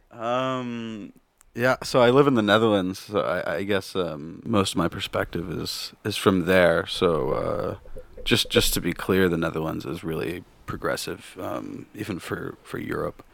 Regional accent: Kansas, United States; moved away; also born or lived in Missouri; born in Kansas and, and grew up for a large time in Kansas

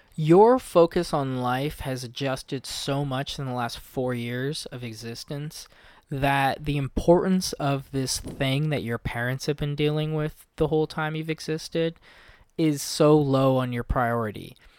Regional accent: Olympic Peninsula, Washington, United States; I'm somebody from the Olympic Peninsula

